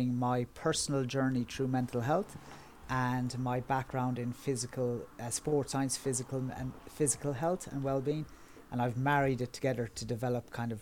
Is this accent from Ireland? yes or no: yes; Kerry, Munster, Ireland; moved away as an adult; now in Dublin, Ireland; I currently live in Dublin, which is on the east coast of Ireland, but I'm originally from Kerry, which is on the southwest